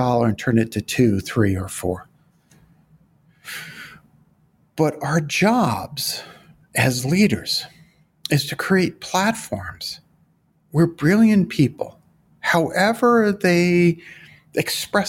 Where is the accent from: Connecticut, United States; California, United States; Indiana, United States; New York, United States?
New York, United States; New York City; I'm from Brooklyn